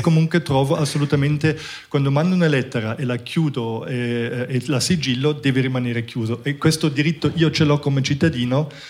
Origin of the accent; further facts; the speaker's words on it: Munich, Bavaria, Germany; moved away; io sono cresciuto in Germania, a Monaco